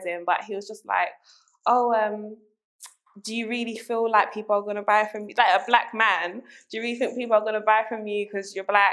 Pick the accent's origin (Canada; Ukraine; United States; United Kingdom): United Kingdom; London; I'm very East London. I grew up in London